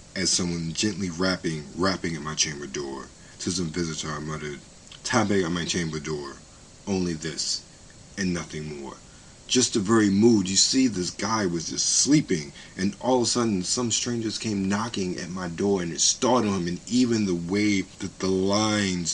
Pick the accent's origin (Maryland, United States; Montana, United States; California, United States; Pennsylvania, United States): Maryland, United States; Baltimore; I grew up in Baltimore City